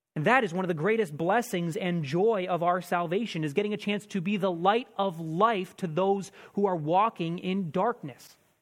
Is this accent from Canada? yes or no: yes; Canada; we, as Canadian Christians